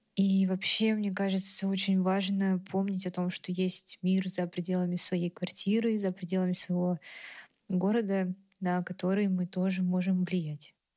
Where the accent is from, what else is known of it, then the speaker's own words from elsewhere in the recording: Moscow, Russia; Я родилась в Москве и всю жизнь жила здесь